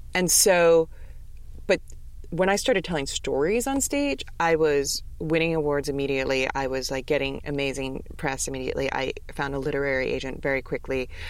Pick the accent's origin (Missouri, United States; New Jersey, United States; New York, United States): New York, United States; New York City; I'm from New York City.